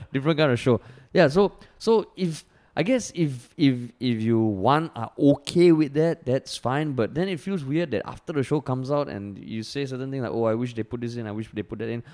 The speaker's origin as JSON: {"language": "English", "country": "Singapore", "also_born_or_lived": "United States", "accent": "Singaporean", "said": "I'm from Singapore"}